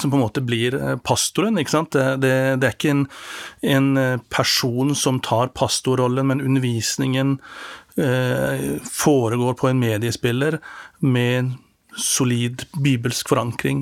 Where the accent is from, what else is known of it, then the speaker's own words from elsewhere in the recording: Norway; som står her som en nordmann